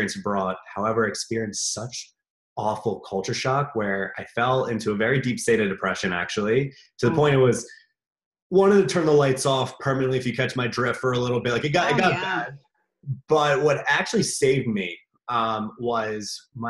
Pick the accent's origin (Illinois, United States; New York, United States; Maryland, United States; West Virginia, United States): Maryland, United States; moved away as an adult; also born or lived in Jerusalem; right now I'm back home where I grew up